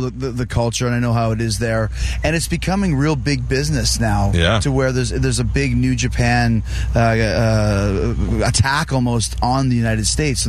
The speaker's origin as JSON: {"language": "English", "country": "Canada", "moved": "yes", "said": "I'm from Canada. I'm from the North."}